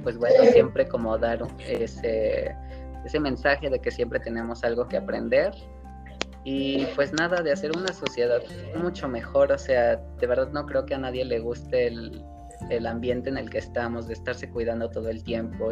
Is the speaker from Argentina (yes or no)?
no; Mexico; la cultura que tenemos como mexicanos